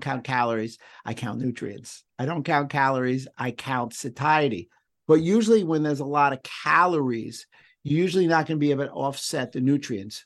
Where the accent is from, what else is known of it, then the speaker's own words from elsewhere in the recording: New York City, New York, United States; I'm Jewish. I grew up in the Bronx